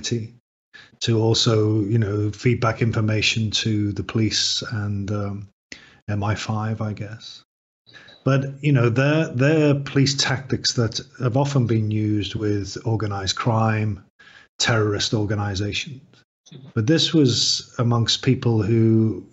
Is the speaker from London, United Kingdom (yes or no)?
no; Liverpool, North West England, United Kingdom; I grew up in the north of England. I grew up in Liverpool.